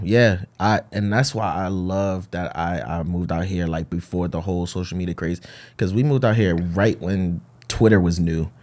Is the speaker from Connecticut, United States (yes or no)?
yes; Hartford, Connecticut, United States; born and raised in Bowes Park, Hartford, Connecticut